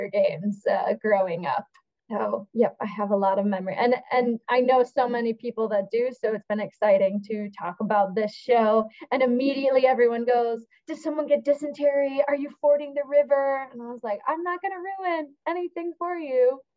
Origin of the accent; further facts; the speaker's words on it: Lockport, New York, United States; I grew up in Lockport. So I say I'm a Buffalo native in a way, north, very north Buffalo